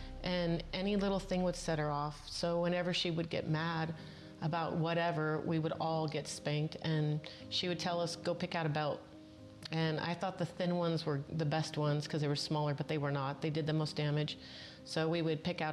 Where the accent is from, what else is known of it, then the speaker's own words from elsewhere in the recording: Southern California, United States; I was born and raised in Southern California